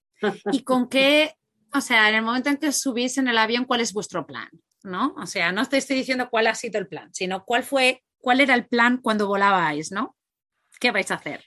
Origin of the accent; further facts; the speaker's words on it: Catalonia, Spain; moved away as an adult; era uno autónomo en Girona, somos catalanes